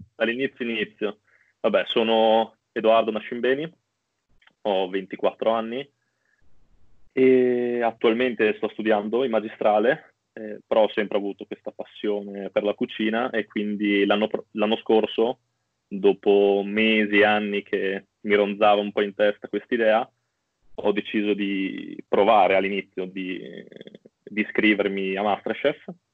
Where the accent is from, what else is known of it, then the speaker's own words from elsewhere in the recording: Bologna, Emilia-Romagna, Italy; sono di Bologna